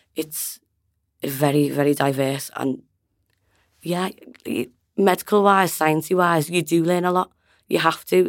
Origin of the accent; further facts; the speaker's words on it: Liverpool, North West England, United Kingdom; I'm from Liverpool.